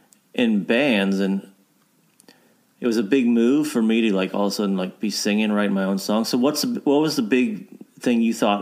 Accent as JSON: {"language": "English", "town": "Lexington", "region": "Kentucky", "country": "United States", "tie": "born or raised there", "moved": "yes", "said": "growing up in Kentucky"}